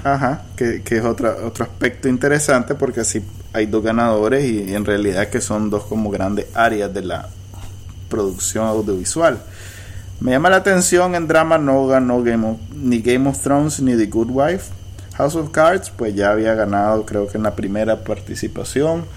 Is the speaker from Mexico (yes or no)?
no; Nicaragua; somos nicas